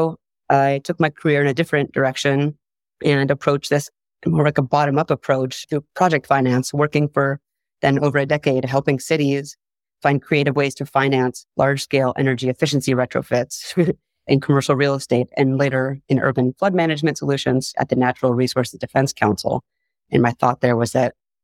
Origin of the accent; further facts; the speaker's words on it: San Diego, California, United States; I am from San Diego